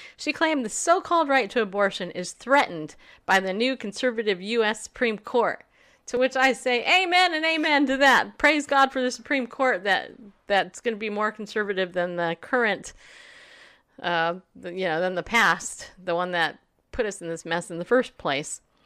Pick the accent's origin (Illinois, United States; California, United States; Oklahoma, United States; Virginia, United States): California, United States; also born or lived in New York; now in Middle Tennessee, United States; Grew up in California